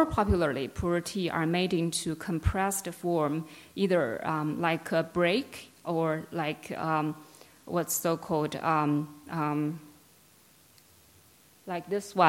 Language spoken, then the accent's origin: English; Yunnan, China; also born or lived in Canberra, Australia; now in Australia; I'm originally from Yunnan in southwest China